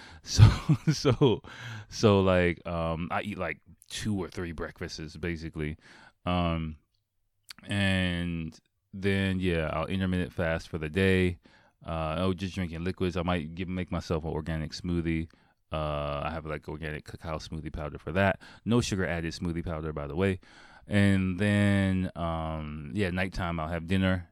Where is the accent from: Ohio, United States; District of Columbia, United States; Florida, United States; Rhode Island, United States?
District of Columbia, United States; Washington; moved away as an adult; also born or lived in Delaware; now in Japan; I was born and raised in Washington, D C, Northeast Washington, D C